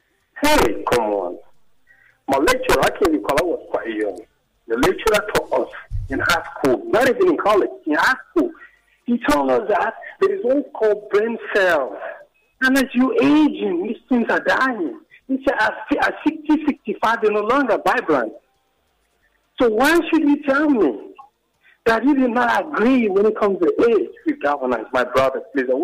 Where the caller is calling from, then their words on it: London, United Kingdom; I'm calling from Matabo, London.